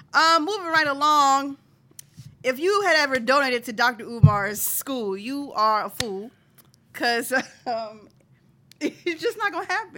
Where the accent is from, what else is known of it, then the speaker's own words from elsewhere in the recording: Philadelphia, Pennsylvania, United States; I'm from Philadelphia. Philadelphia is a city, so I'm considered a Philadelphian